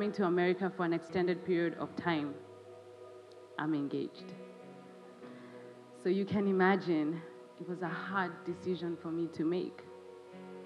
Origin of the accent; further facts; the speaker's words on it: Kenya; my home country, Kenya